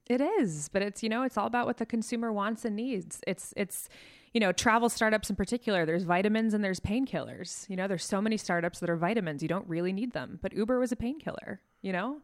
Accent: New York City, New York, United States; I'm from New York

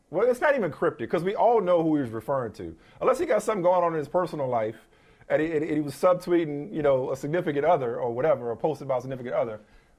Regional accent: New Orleans, Louisiana, United States; I'm from New Orleans. I'm from New Orleans.

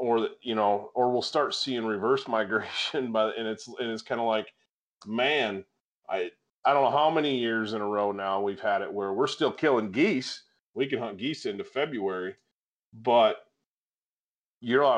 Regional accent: Michigan, United States; now in Wyoming, United States; growing up in Michigan

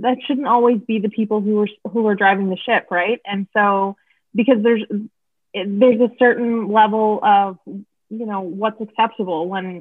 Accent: Oshawa, Ontario, Canada; moved away; I'm from Oshawa.

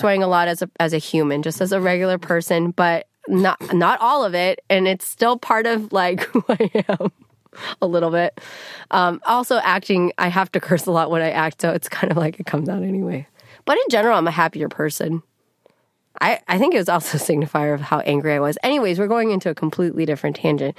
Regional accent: the Bay Area, California, United States; I'm not from L A, I'm from the Bay

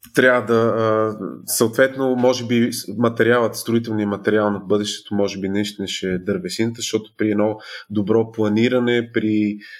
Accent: Bulgaria; като българи сме зависими

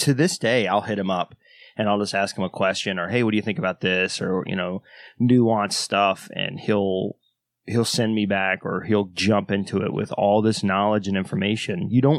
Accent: the South, United States; I'm from the South

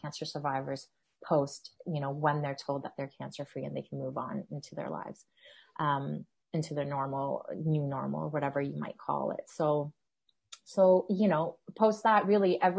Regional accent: Peterborough, Ontario, Canada; also born or lived in Toronto; I came from Peterborough. I grew up in Peterborough. I came to Toronto to go to U of T for undergrad.

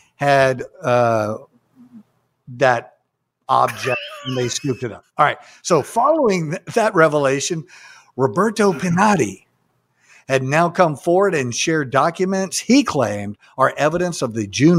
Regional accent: Texas, United States; I'm from Texas.

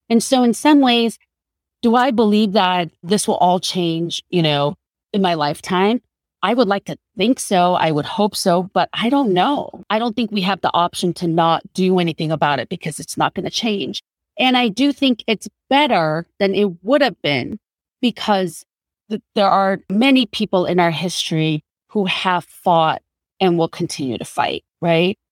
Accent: South Korea; now in United States; When I first came to this country, I cannot count the number of times people have approached me because I was a Korean woman. "Oh, where are you from?" "Korea."

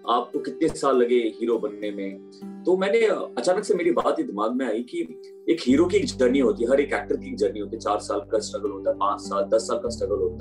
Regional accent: Bihar, India; also born or lived in Chandigarh

